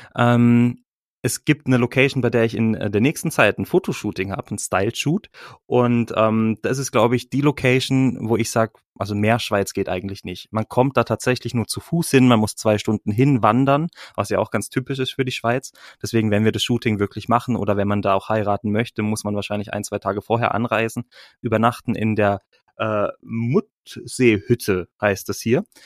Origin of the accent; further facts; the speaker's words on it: Freiburg, Baden-Württemberg, Germany; moved away as an adult; now in Bern, Switzerland; ich bin aus Freiburg, komme aus Freiburg, dort bin ich geboren.